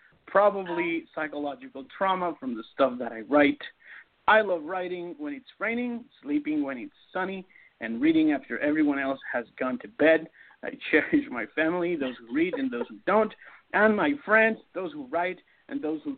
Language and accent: English; Toronto, Ontario, Canada; born there; also born or lived in Seattle, United States; I was born in Toronto, but I spent 8 years in the Seattle area, which is where all my novels are set.